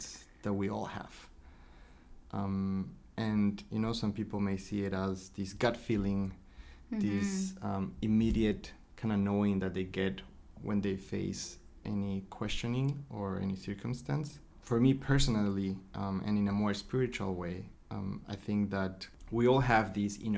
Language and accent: English; Ecuador; moved away as an adult; also born or lived in Miami, United States; now in San Francisco Bay Area, United States; I was born and raised in Ecuador, in South America. When I was 19, me and my family, we all moved to Miami.